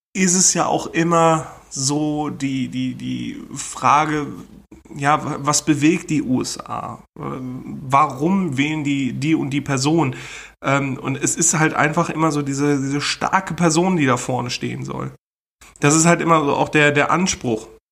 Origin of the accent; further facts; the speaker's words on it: Germany; als Deutsche